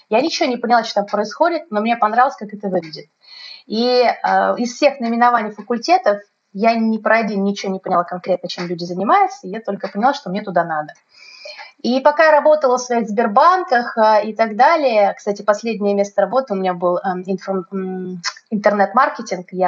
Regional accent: Moscow, Russia; moved away as an adult; now in Krasnodar, Russia; я изначально из Москвы, да, это весь мой опыт был э, московский.

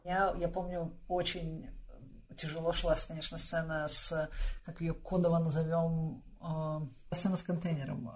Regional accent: Russia; also born or lived in Moscow / Voronezh; моё детство прошло немножко в Новогиреево и немножко в Воронежском заводском дворе

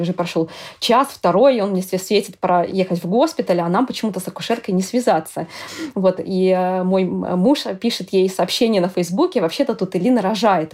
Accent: Russia; moved away as an adult; now in Amsterdam, Netherlands; я из России

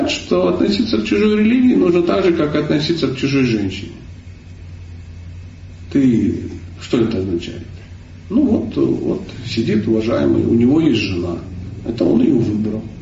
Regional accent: Kalmykia, Russia; born there; Я родился в Калмыкии, у меня дедушка буддист, бабушка буддист, кот буддист, все буддисты.

